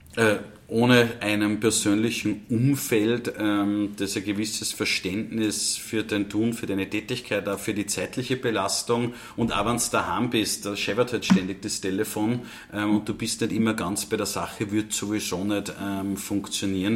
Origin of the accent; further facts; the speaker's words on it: Upper Austria, Austria; bei uns in Oberösterreich